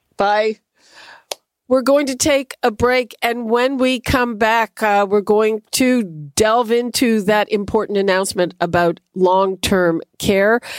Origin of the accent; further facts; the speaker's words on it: Montreal, Quebec, Canada; moved away; I grew up in Montreal, home of the winning team